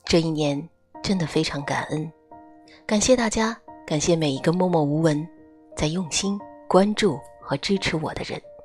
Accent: China; 我们中国人

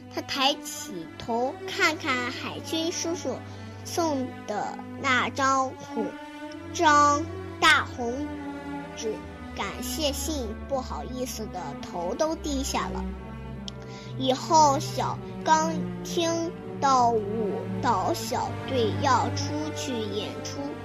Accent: Huimin, Shandong, China; 我是来自山东惠民的

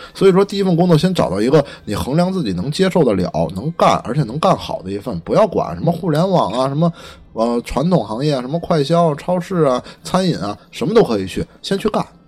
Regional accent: Beijing, China; 虽然说我是北京长大的

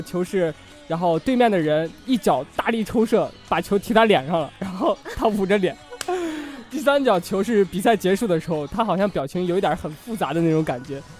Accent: Shanxi, China; 在我的家乡山 西看的

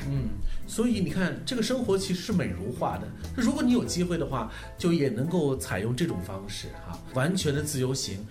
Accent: China; 我们是中国游客

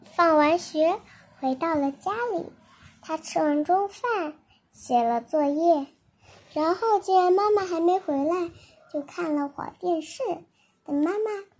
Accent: China; 我是中国的

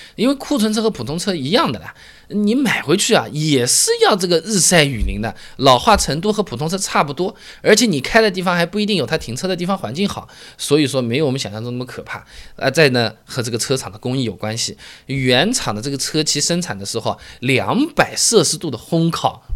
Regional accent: Hangzhou, Zhejiang, China; 我老家在杭州最有名的就是全国最有名的服装市场，四季青服装市场

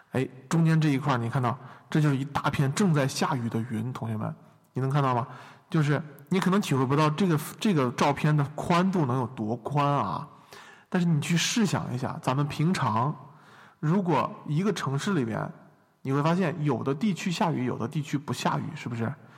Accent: China; moved away; 我从中国

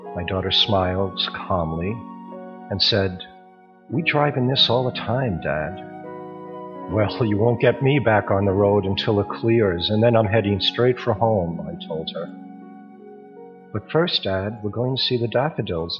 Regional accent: New York, United States; now in Hong Kong; Originally, I'm from New York, but my home now is Hong Kong.

